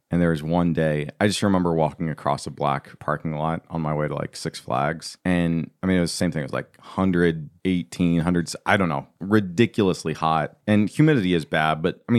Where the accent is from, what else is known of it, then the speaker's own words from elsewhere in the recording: Brooklyn, Iowa, United States; moved away; I'm from Brooklyn, Iowa.